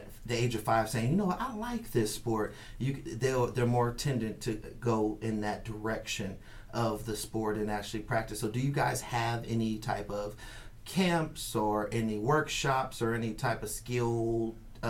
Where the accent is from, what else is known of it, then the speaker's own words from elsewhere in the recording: Bay Area, California, United States; now in Las Vegas, United States; I'm from the Bay Area where we're kind of greedy